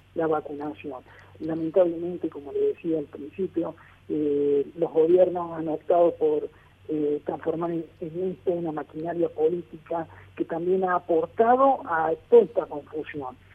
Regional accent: Argentina; en mi país, la Argentina

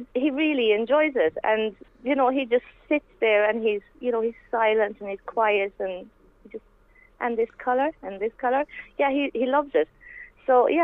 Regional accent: Taughmaconnell, Connacht, Ireland; now in Ballydangan, Ireland; I'm originally from Topmaconnell

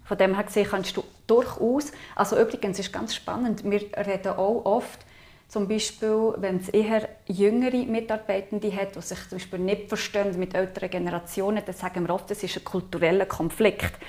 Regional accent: Aargau, Switzerland; ich bin im Aargau aufgewachsen

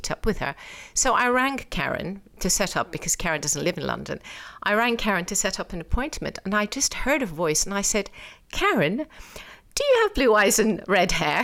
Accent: Iran; moved away; also born or lived in England; I was born in England, brought up in Iran

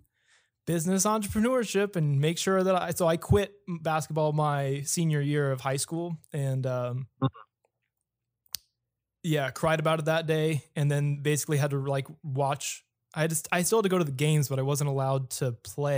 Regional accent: Placedo, Texas, United States; moved away as an adult; also born or lived in Victoria, Texas; now in San Antonio, United States; I'm from Victoria. Actually, from an even smaller town called Placido, which is like 45 minutes outside

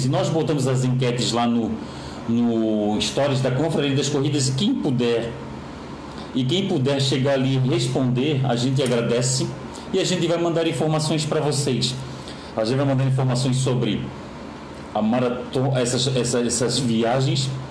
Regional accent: Florianópolis, Santa Catarina, Brazil; Eu sou manezinho da ilha aqui de Florianópolis

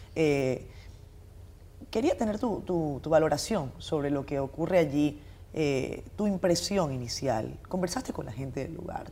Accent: Venezuela; now in Dominican Republic; yo nací en Venezuela en el año 85

